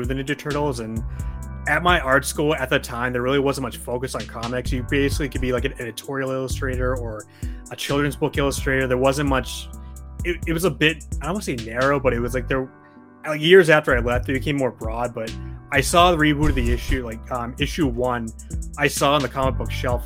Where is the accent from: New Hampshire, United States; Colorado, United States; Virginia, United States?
New Hampshire, United States; now in Maine, United States; I'm from New Hampshire. I live mm-hmm. in Maine currently